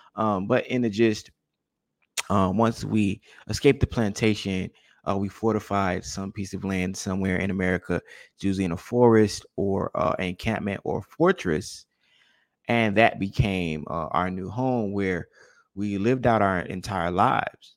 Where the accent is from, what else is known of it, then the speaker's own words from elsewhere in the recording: Gullah Geechee Corridor, United States; those of us who are, are gullah, gullah geechee